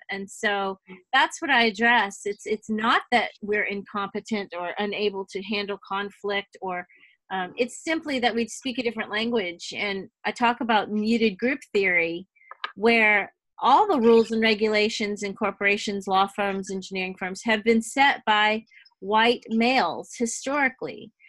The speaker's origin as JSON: {"language": "English", "town": "New Orleans", "region": "Louisiana", "country": "United States", "tie": "born or raised there", "moved": "yes", "lives_now": "Texas, United States", "said": "I was born in New Orleans, but we're all Southern girls now"}